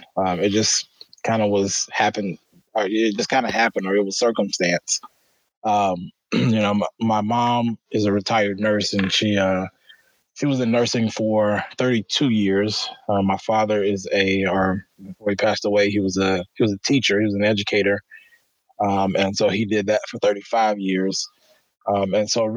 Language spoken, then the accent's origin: English; Alexandria, Louisiana, United States; moved away as an adult; now in Sioux Falls, United States; I grew up in Louisiana, and I really didn't have much opportunity in the community that I grew up